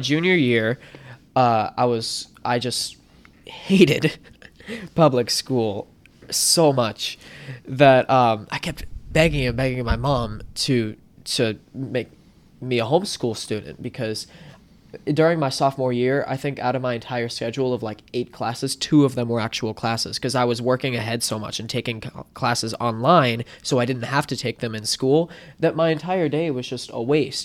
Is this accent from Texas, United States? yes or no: no; Wellington, Florida, United States; also born or lived in Martin County, Florida; I was born in Wellington, Florida, and, uh, raised around the Wellington-Lake Worth area, which is you know, twenty minutes from here